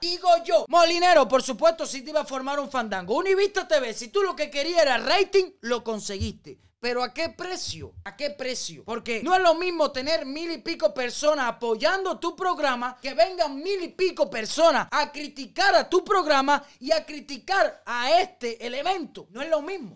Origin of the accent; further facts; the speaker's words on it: Cuba; los cubanos no somos así